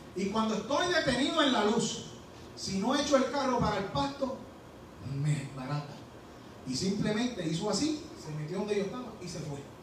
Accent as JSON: {"language": "Spanish", "country": "Puerto Rico", "moved": "yes", "lives_now": "Georgia, United States", "said": "soy puertorriqueño"}